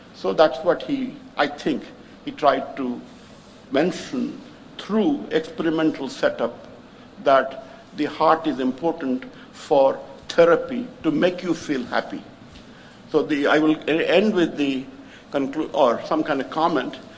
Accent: Puri, Odisha, India; I come from Puri in Puri, we have Jagannath

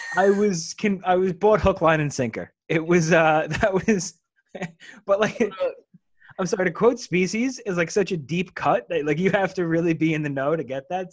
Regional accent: United States; being an American

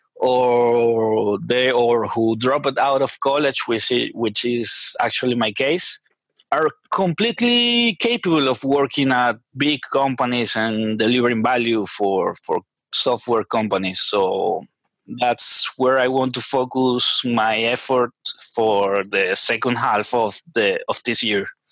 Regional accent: Venezuela; English is a second language; moved away as an adult; now in Chile; I'm a Venezuelan software engineer. I was born in Venezuela uh, 30 years ago already

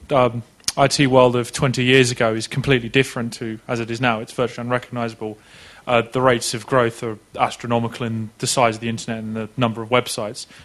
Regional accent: India; Yeah, uh, I'm from India and uh, from the Skill Development Ministry.

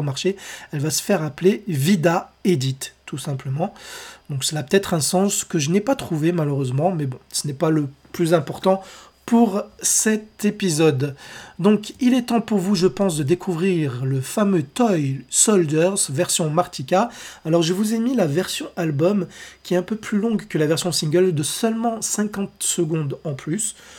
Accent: France; chez nous, en France

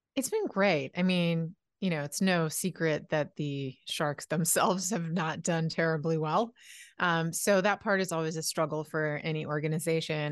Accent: Halifax, Nova Scotia, Canada; I'm from Halifax, Nova Scotia

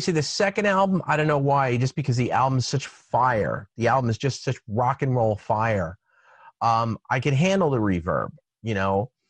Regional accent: United States; it kind of is still in our DNA as American

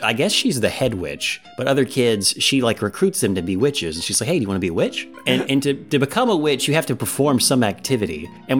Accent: the South, United States; we're from the South.

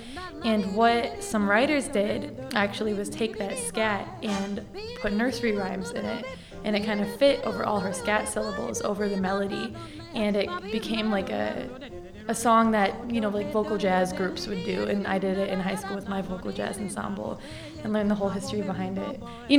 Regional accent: Milwaukee, Wisconsin, United States; also born or lived in San Diego / Las Vegas; now in Chicago, United States; I'm from Milwaukee, Wisconsin. I lived in Chicago for a little bit. Then I lived in San Diego for all of grade school. Back to Milwaukee. Then I lived in Vegas for a year when I was 15.

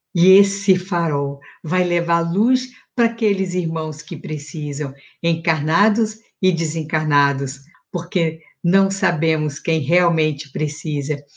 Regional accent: Minas Gerais, Brazil; na minha infância, em Minas

